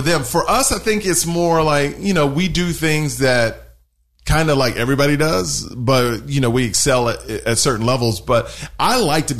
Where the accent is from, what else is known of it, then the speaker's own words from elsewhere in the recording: Houston, Texas, United States; I grew up in Houston